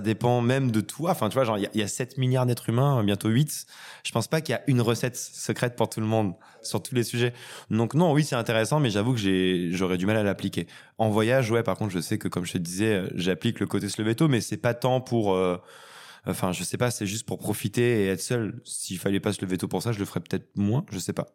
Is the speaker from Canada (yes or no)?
no; Retournac, Auvergne-Rhône-Alpes, France; Je viens d'un lieu dit 200 habitants en Haute-Loire